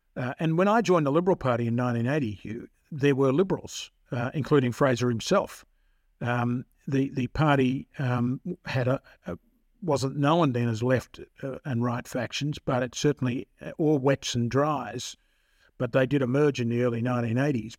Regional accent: Victoria, Australia; moved away as an adult; also born or lived in Tasmania; I come from Victoria, but I went back down to Tasmania

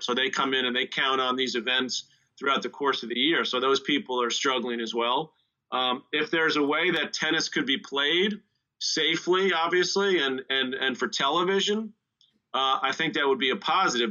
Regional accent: United States; here in the East, growing up in the East

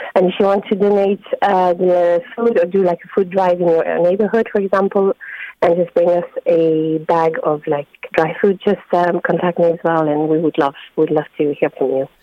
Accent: France; moved away as an adult; also born or lived in London, United Kingdom; now in Drogheda, Ireland; I'm from France. Um, I moved to Ireland in 2019 uh, with my partner, who's Irish. And after living 13 years in London

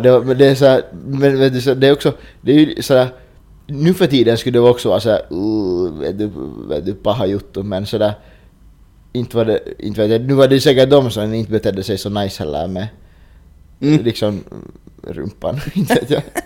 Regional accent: Finland; vi är finnar

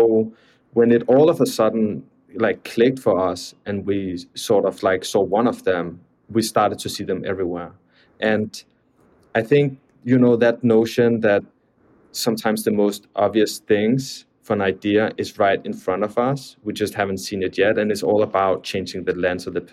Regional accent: Copenhagen, Capital Region of Denmark, Denmark; moved away as an adult; now in New York, United States; I'm from Copenhagen

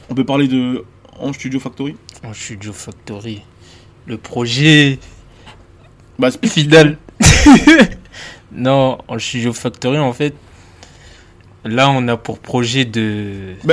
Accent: Côte d’Ivoire; moved away; Parce que moi j'ai quitté la Côte d'Ivoire pendant la guerre. Et je suis jamais retourné depuis.

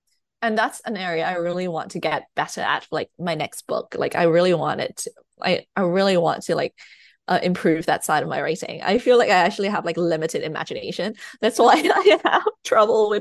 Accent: Thailand; English is a second language; moved away; also born or lived in United Kingdom; I've lived in the UK, but I was born in Thailand. I was raised in Thailand, so I'm writing in my second language.

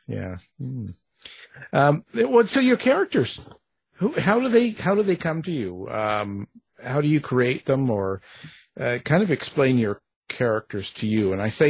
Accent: Canada; Well, I'm Canadian raised, so you know, We're boring.

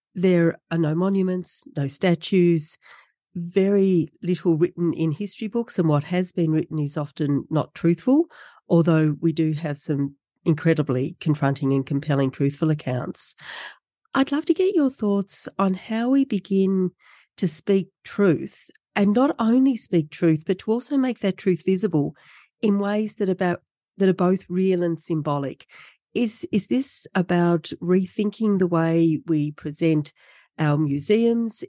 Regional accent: Tasmania, Australia; I grew up in Tasmania

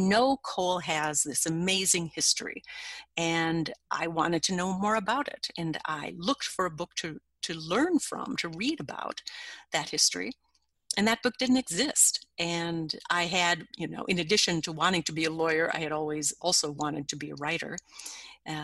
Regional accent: Minnesota, United States; my home state of Minnesota

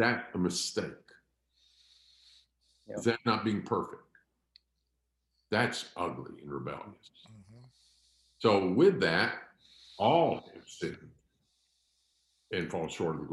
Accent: Pennsylvania, United States; We're all from Pennsylvania

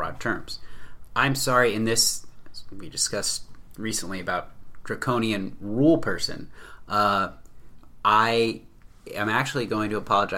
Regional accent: Mid-Atlantic, United States; an American from Mid-Atlantic region, born and bred in suburbia

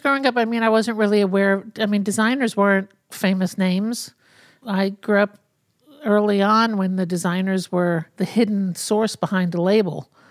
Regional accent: New York City, New York, United States; I grew up in New York City, in Brooklyn

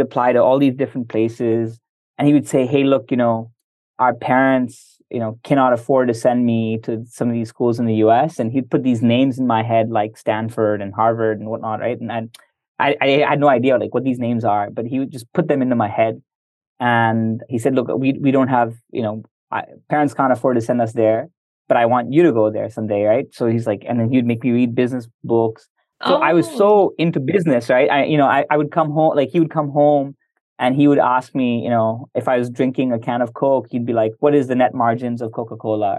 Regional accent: Semarang, Central Java, Indonesia; moved away as an adult; also born or lived in United States; Moved to Semarang, a small city in central Java, and my elementary school, middle school, high school, uh, all there.

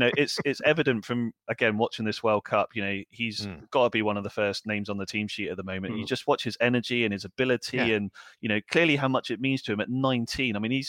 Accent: England, United Kingdom; And that's the exciting thing for us, I think, as English fans, isn't it?

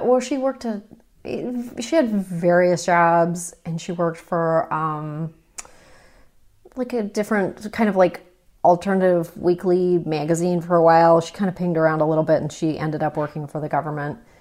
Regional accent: Toronto, Ontario, Canada; I grew up in Toronto.

